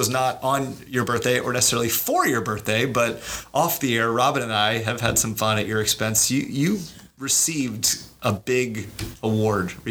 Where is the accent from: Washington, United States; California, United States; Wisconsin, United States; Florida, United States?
Florida, United States; Casselberry; We're from Castleberry. We enjoy our community